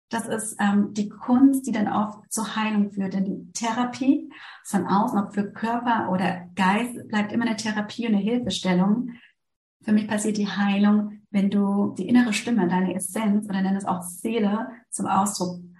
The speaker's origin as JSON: {"language": "German", "country": "Germany", "moved": "as an adult", "lives_now": "Switzerland", "said": "Ich bin ja aus Deutschland in die Schweiz gekommen, weil es hier den integrativen Lehrstuhl gibt"}